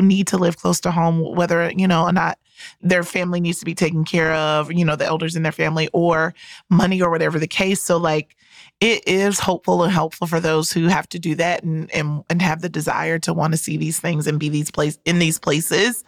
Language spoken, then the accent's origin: English; Rocky Mount, North Carolina, United States; moved away; I am from Rocky Mount, North Carolina.